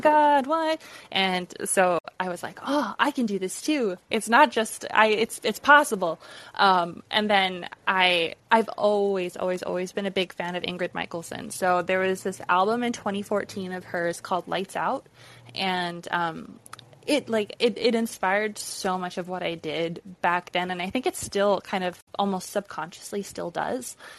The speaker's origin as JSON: {"language": "English", "region": "Alberta", "country": "Canada", "tie": "born or raised there"}